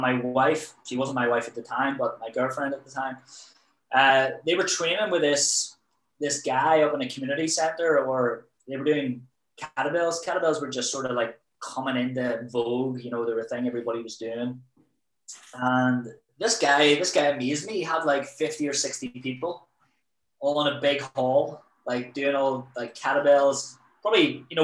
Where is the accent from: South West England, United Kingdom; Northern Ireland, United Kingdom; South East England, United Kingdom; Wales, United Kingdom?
Northern Ireland, United Kingdom; Belfast; also born or lived in Preston; I'm from Belfast. Obviously, you know, the troubles were on back then when I was growing up